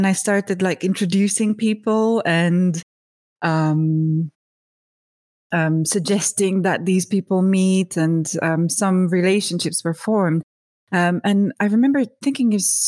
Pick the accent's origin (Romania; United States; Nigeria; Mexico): Romania; I was born in Romania during the communism. So my first 7 years of life were during the communism